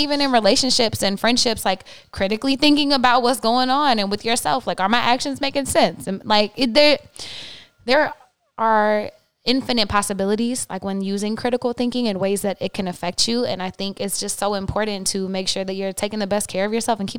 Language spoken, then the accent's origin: English; the South, United States; especially growing up in the South and in the Bible Belt